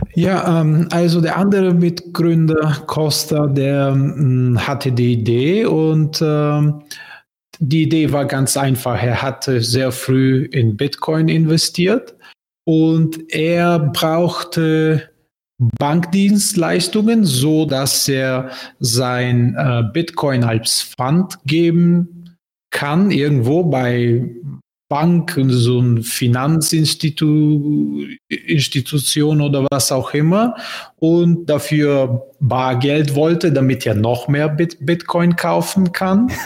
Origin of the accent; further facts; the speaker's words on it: Bulgaria; German is a second language; moved away; also born or lived in Berlin, Germany; Bulgarien, mein Heimatland